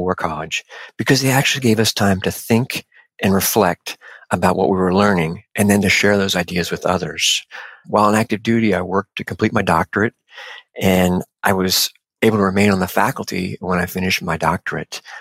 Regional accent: Cincinnati, Ohio, United States; moved away as an adult; I grew up in Cincinnati and graduated from West Point

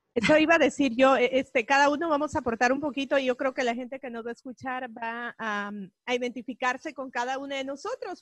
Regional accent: El Salvador; now in United States; salvadoreña, vivo 25 años aquí en este país

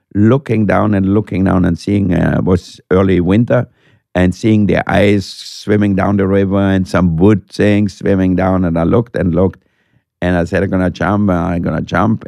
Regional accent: Austria; moved away; when I grew up in Austria

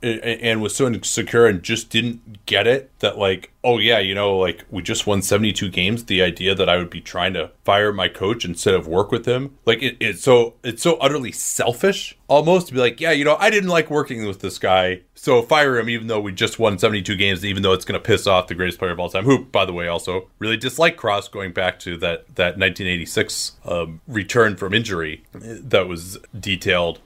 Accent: Chicago, Illinois, United States; I grew up in the Chicagoland area.

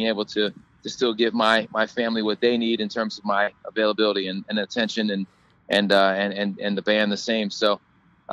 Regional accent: Cincinnati, Ohio, United States; I was raised in the Midwest, and I'm from Cincinnati

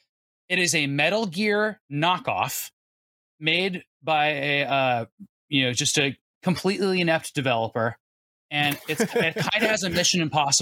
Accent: Arizona, United States; Seth, I grew up in Arizona where it was hot all the time, and so we only wore neon shorts.

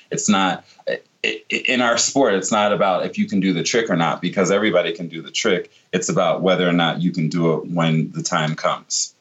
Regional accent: Virginia Beach, Virginia, United States; I grew up in Virginia Beach in, in Norfolk, Virginia area

